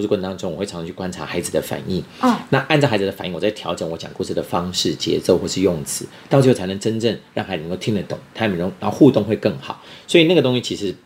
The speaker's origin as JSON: {"language": "Chinese", "country": "Taiwan", "said": "现在我们在台湾"}